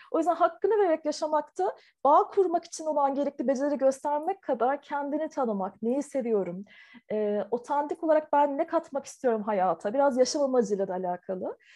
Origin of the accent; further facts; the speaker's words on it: Taiwan; first language Chinese; also born or lived in Turkey; Türkiye'de doğdum ama Tayvan'da ilkokula başladım. O yüzden e, okuma yazmayı da ilk Çince öğrendim.